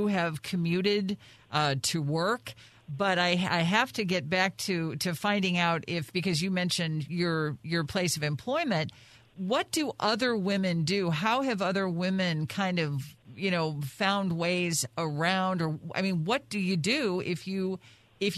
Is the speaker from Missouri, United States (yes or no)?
yes; St. Louis, Missouri, United States; being a native